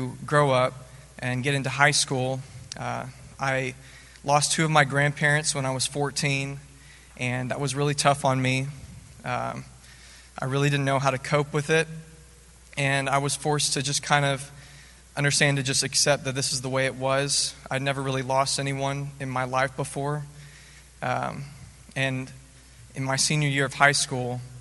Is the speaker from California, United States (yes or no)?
no; Nashville, Tennessee, United States; I'm from Nashville, Tennessee. As a kid, I always grew up in the church